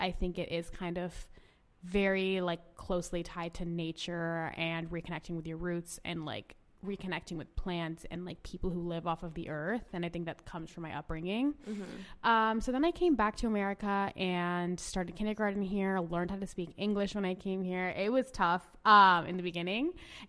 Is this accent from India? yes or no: yes; India; also born or lived in Orange County, United States; I was born in Orange County, and I like grew up actually in India.